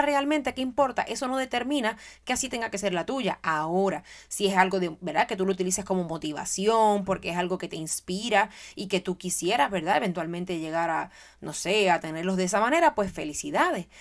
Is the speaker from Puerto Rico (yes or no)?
yes; Puerto Rico; moved away; Soy madre, soy educadora, soy puertorriqueña